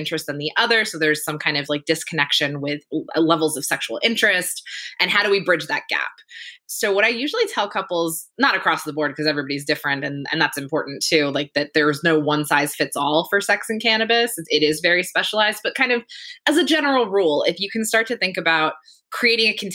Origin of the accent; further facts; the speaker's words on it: Pennsylvania, United States; moved away as an adult; now in California, United States; I grew up in Pennsylvania, which up until very recently was a prohibition state